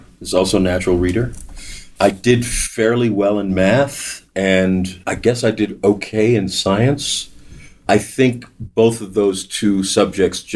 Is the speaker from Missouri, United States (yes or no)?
no; New York City, New York, United States; growing up in New York